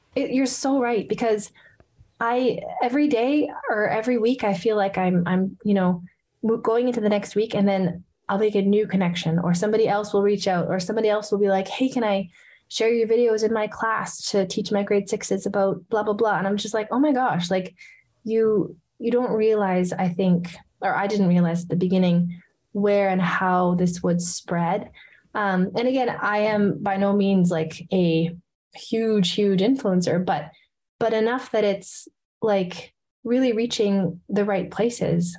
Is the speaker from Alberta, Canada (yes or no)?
yes; Edmonton, Alberta, Canada; here in my hometown of edmonton